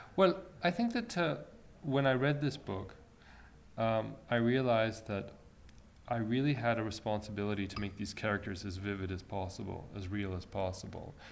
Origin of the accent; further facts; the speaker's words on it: Egypt; moved away; I was born in Egypt